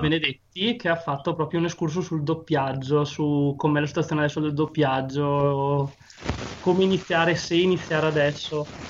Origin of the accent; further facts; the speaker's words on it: Upper Veneto, Italy; Sono un, un, un alto veneto